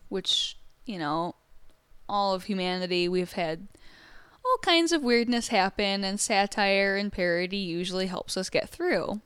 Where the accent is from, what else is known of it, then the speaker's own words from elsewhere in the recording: Michigan, United States; I'm from Michigan